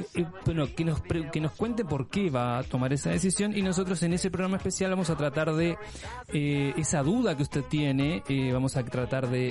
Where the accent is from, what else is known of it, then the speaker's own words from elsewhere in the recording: Uruguay; soy uruguayo, por supuesto, ese es mi país de origen